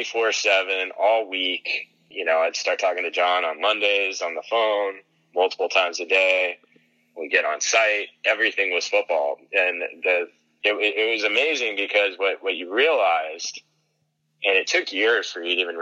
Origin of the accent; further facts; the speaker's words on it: Texas, United States; I grew up in Texas